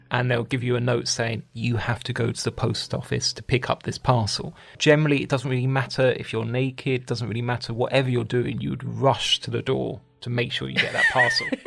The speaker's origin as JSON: {"language": "English", "region": "London", "country": "United Kingdom", "said": "I come from London"}